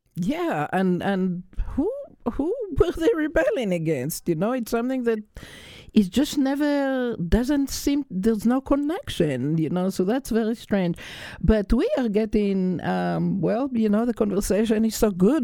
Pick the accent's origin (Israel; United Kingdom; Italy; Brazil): Israel; I was raised in Israel, which was also under a British mandate